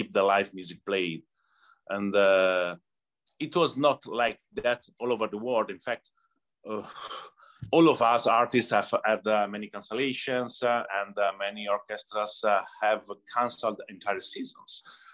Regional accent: Cremona, Lombardy, Italy; English is a second language; moved away as an adult; now in Detroit, United States; I grew up in Cremona. Cremona is a little town in North Italy, close to Milan

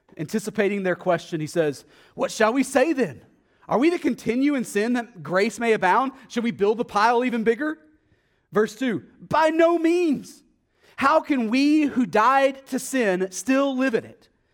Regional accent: Texas, United States; accent: Texas; my Texas accent

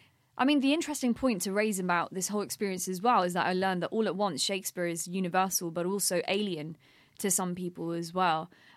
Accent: United Kingdom; I mean, I say this as a British Pakistani woman

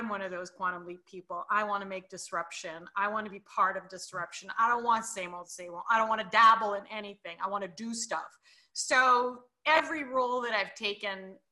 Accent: Canada; I'm Canadian too

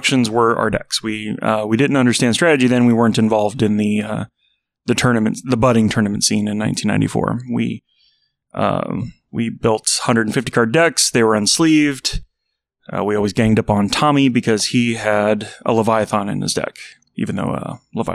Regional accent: just south of Chicago, central Illinois, United States; now in Seattle, United States; I grew up in the Midwest, central Illinois, just south of Chicago

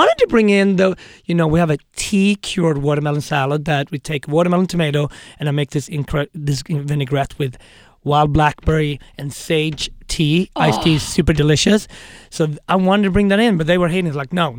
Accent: Sweden; moved away as an adult; also born or lived in Harlem, New York; now in New York, United States; And I choose to move to America, right? I come from a very cushy country, Sweden.

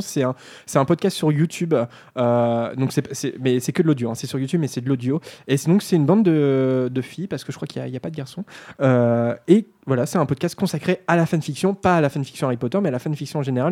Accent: Normandy, France; on est normand, on vient de la province

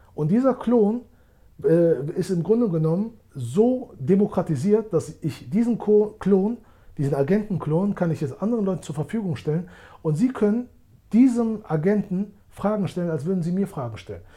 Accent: Germany; moved away as an adult; now in Switzerland; Ich bin in Deutschland geboren und aufgewachsen

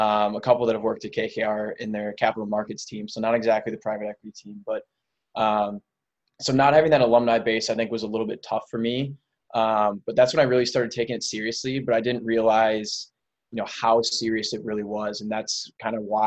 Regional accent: Minneapolis, Minnesota, United States; I'm from the Minneapolis area, Minneapolis, Minnesota. I've lived here my whole life, you know, grew up in the area

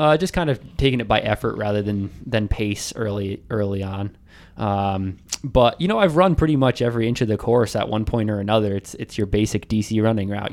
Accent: Arlington, Virginia, United States; I've never, uh, run like a marathon in my hometown. And, you know, everyone says it's a D C marathon, but come on, it starts and ends in, in Arlington

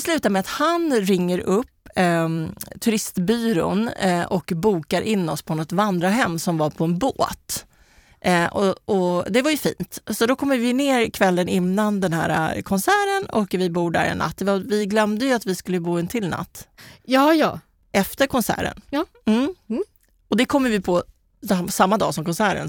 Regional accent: Kista, Stockholm County, Sweden; vi kom från Kista

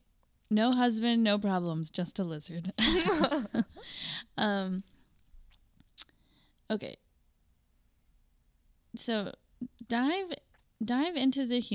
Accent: Wisconsin, United States; I'm just from Wisconsin

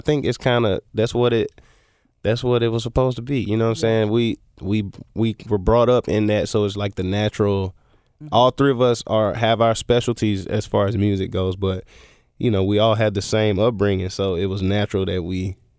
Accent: Memphis, Tennessee, United States; I'm from Hickory Hill. That's where I was born at till I was about 8, and then we moved over, like, by the University of Memphis. So.

